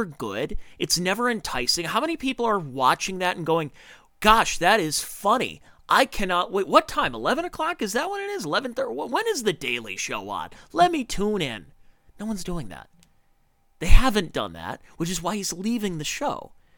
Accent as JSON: {"language": "English", "town": "Cleveland", "region": "Ohio", "country": "United States", "tie": "born or raised there", "said": "where I grew up in Cleveland, Ohio"}